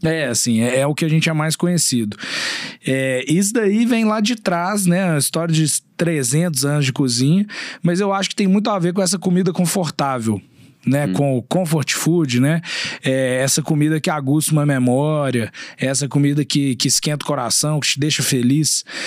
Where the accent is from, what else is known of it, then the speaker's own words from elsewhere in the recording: Belo Horizonte, Minas Gerais, Brazil; accent: mineiro; also born or lived in Uberlândia; Eu sou nascido e criado aqui em Belo Horizonte, eu morei três anos fora daqui só em Uberlândia